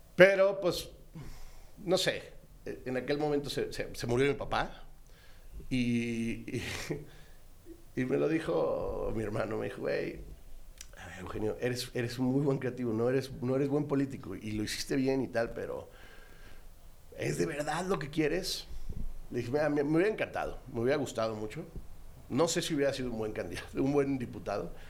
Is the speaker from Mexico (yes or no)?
yes; Celaya, Guanajuato, Mexico; moved away as an adult; also born or lived in Mexico City; yo viví en Celaya hasta los 18, me fui, estaba en la Ciudad de México, venía los fines de semana, pues, pues claro, venía a casa de mis papás